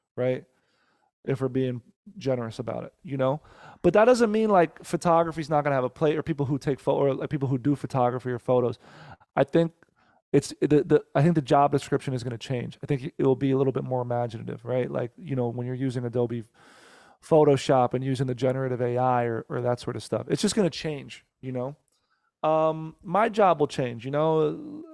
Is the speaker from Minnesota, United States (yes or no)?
no; Teaneck, New Jersey, United States; now in Los Angeles, United States; born and raised in Jersey. I was born in Teaneck, New Jersey